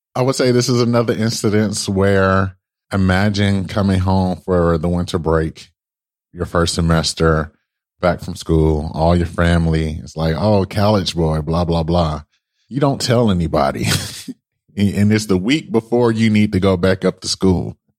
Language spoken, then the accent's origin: English; Detroit, Michigan, United States; So I transferred to a school back home in Michigan, right? Well, you know, like I said, I'm from Michigan